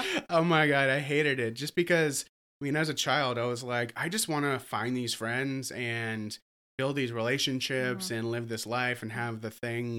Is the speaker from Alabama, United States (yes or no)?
yes; Slapout, Alabama, United States; also born or lived in Japan; That's the really the town. Like, if anyone knows, like Slapout, Alabama, Slapout, Alabama.